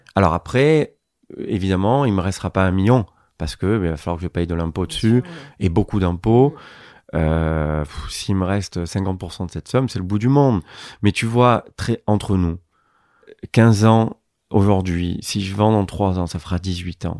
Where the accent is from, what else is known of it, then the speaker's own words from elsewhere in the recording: Marseille, Provence-Alpes-Côte d'Azur, France; Je suis né dans une cité euh, à Marseille qui s'appelle euh, Félix Piat